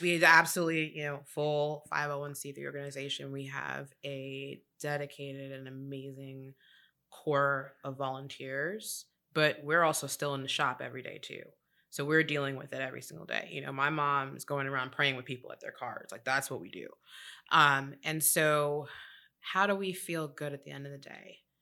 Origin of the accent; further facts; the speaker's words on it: New York City, New York, United States; moved away as an adult; now in Charlotte, United States; I'm originally from New York City